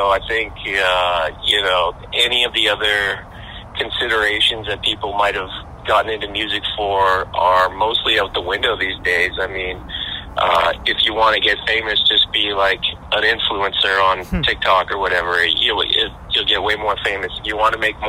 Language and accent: English; Edmonton, Alberta, Canada; we're from Edmonton